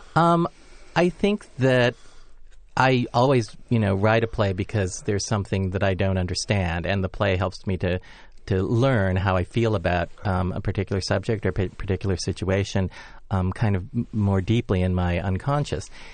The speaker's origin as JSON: {"language": "English", "town": "Los Angeles", "region": "California", "country": "United States", "tie": "born or raised there", "said": "me being born, um, in Los Angeles, uh, as an American, and then growing up in kind of the sixties and seventies"}